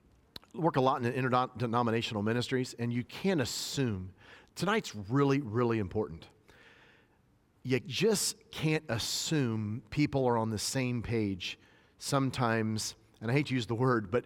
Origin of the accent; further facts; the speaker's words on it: Northern US, United States; born there; now in Tennessee, United States; And I live in the South. I was born in the North where, you know, people talk normal. I give the pause. But we moved down to Tennessee